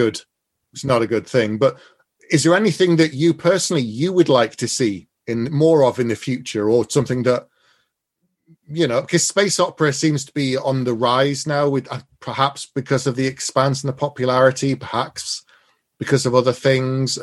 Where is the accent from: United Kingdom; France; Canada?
United Kingdom; England; I'm English